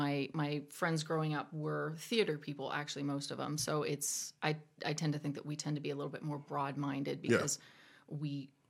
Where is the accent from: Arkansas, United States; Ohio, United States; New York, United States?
Ohio, United States; Zanesville; also born or lived in Illinois; I was born in Illinois, a military family, so we actually moved here when I was pretty young. I grew up in Zanesville, also known as Zanes Vegas